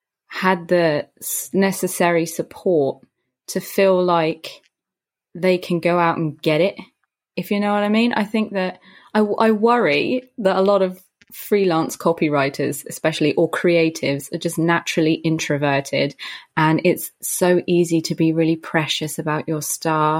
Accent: Brighton, South East England, United Kingdom; now in London, United Kingdom; Born in London. My dad is a Londoner, a Cockney Londoner. So you get the pure Dick Van Dyke experience with my dad. Well, in America, I reckon that's what it would be. In the UK, he's like EastEnders type, Danny Dyer type of a dad. And I was raised on the South Coast in a town called Brighton

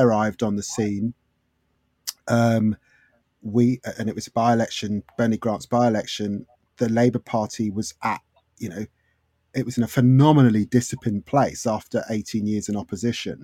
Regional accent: London, United Kingdom; I grew up in Haringey.

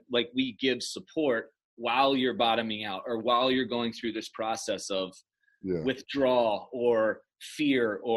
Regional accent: Chicago, Illinois, United States; this dipshit from Chicago

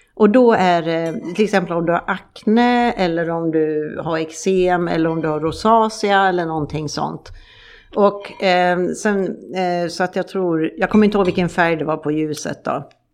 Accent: Sweden; moved away; hemma i Sverige

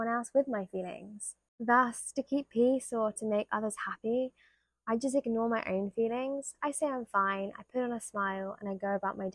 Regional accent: United Kingdom; being British

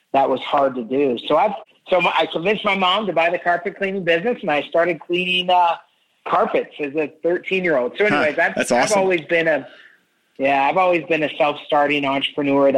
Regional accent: Spokane, Washington, United States; I grew up in Spokane, Washington.

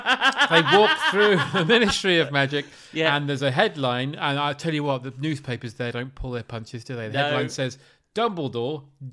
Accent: Watford, East of England, United Kingdom; This, my friend, is Watford, and this is where I grew up. This is not London. I've tried to say I'm from London when I was living in Watford, and everyone's like, "No, you're not." From Hertfordshire.

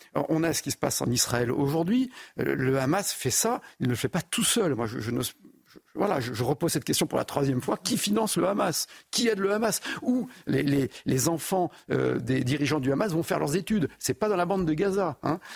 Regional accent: France; moi je suis français hein, et uniquement français

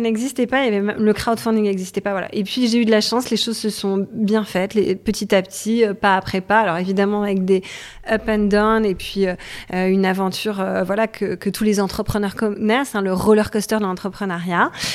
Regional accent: Toulouse, Occitania, France; moved away as an adult; now in Paris, France; je suis toulousaine, je suis venue euh, sur Paris pour faire mes études, je suis jamais repartie

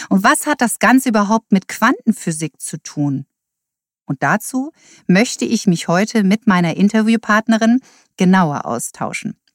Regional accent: Delmenhorst, Lower Saxony, Germany; born there; also born or lived in Taunus; Ich komme aus dem Norden, geboren bin ich allerdings nicht in Hamburg, sondern in Delmenhorst bei Bremen. Doch ich bin viel umgezogen in meinem Leben und zuletzt habe ich 18 Jahre in einer Kleinstadt im Taunus bei Frankfurt gelebt.

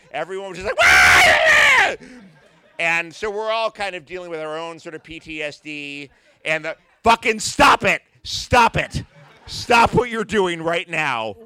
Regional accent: New York City, New York, United States; I grew up in the New York City of Ed Koch

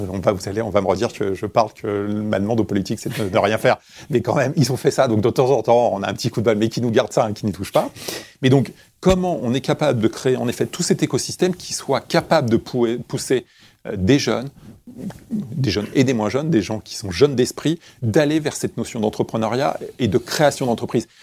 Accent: Créteil, Île-de-France, France; je suis né à Créteil et j'ai grandi à Créteil

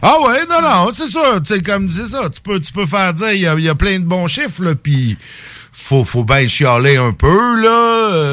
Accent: Saint-Jérôme, Quebec, Canada; now in Lévis, Canada; quand j'étais jeune à Saint-Jérôme

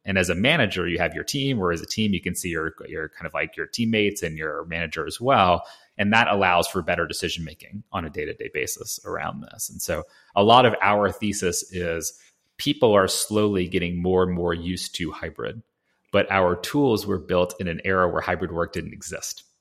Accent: Atlanta, Georgia, United States; We grew up in Atlanta

